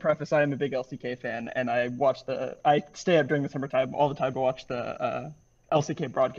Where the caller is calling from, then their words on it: Pensacola, Florida, United States; I'm calling from Pensacola, Florida.